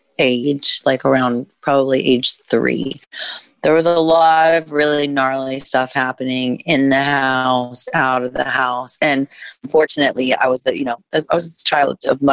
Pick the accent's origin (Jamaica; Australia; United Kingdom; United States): United States; Indiana; I'm from Indiana